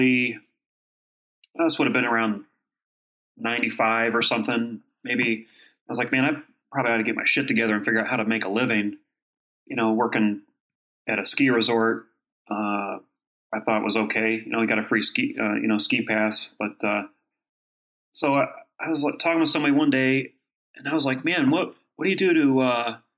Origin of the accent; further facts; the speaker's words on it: Kent, Ohio, United States; moved away; I grew up in Ohio